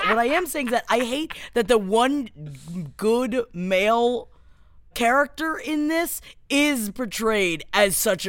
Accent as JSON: {"language": "English", "region": "Florida", "country": "United States", "tie": "born or raised there", "moved": "yes"}